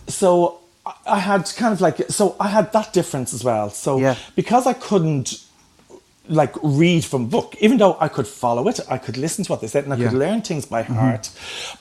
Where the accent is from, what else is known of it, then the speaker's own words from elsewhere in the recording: Dublin, Leinster, Ireland; where I grew up in Ballyfermot